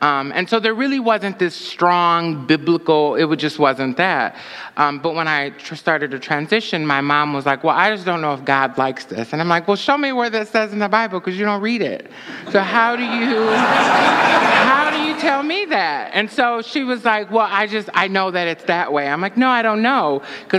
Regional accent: Saginaw, Michigan, United States; also born or lived in Flint, Michigan / Ann Arbor, Michigan; now in Detroit, United States; I grew up in Saginaw, and I went to school in Flint and then Ann Arbor, and so I lived here for a while. Now I'm in Detroit

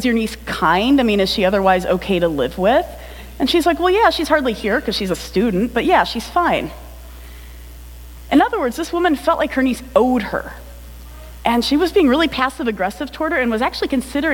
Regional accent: United States; as an American

